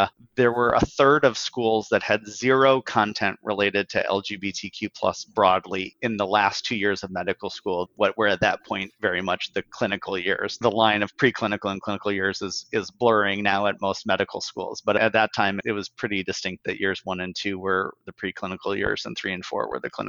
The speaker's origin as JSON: {"language": "English", "town": "Bismarck", "region": "North Dakota", "country": "United States", "moved": "yes", "lives_now": "San Francisco, United States", "said": "I'm from Bismarck, North Dakota originally. I live in San Francisco now"}